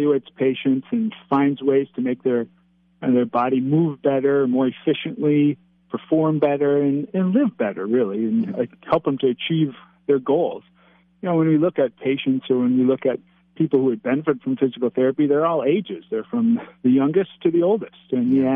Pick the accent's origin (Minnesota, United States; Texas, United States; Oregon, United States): Minnesota, United States; Minneapolis; moved away as an adult; now in St. Cloud, United States; I grew up in the Twin Cities